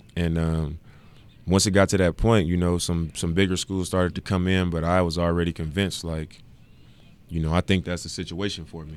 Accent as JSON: {"language": "English", "town": "Oakland", "region": "California", "country": "United States", "tie": "born or raised there", "also_born_or_lived": "Salt Lake City / Ogden", "moved": "as an adult", "said": "it's not in Oakland where I actually grew up"}